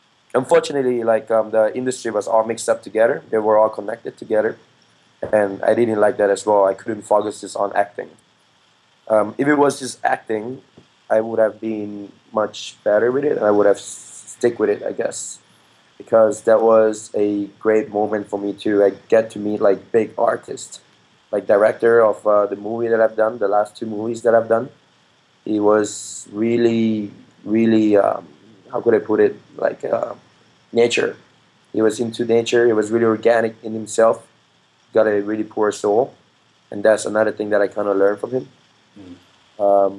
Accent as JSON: {"language": "English", "region": "Phuket", "country": "Thailand", "said": "Especially where I come from. I come from Phuket."}